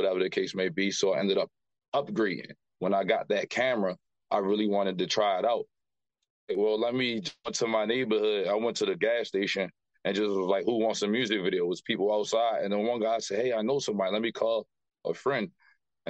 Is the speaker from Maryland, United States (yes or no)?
yes; Baltimore, Maryland, United States; Grew up here in the West Baltimore area